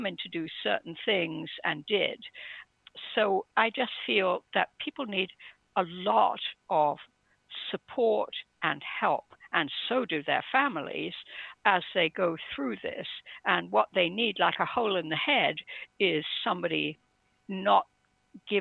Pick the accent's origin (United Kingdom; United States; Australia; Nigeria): United Kingdom; England; I was brought up in England, stiff upper lip and all